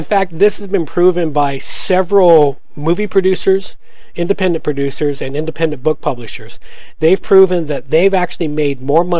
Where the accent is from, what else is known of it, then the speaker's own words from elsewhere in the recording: United States; I was growing up in the States